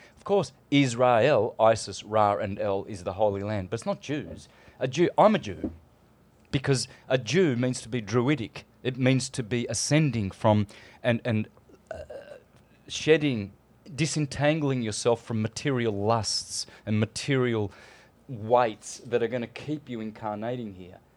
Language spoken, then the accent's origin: English; Australia; moved away; I come from Australia